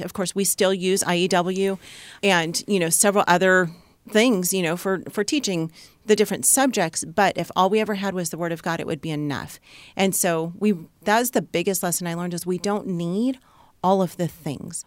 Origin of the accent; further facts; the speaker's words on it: Southern California, United States; moved away as an adult; we are from Southern California, and that was our bubble, and that was our comfort zone